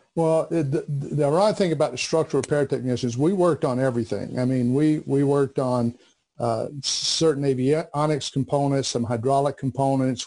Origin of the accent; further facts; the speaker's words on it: Bessemer City, North Carolina, United States; I came from a small textile town called Bessemer City, not to be confused with Bessemer, Alabama, but right. Bessemer City, North Carolina. And uh, when I was growing up, again, it was it was all about textiles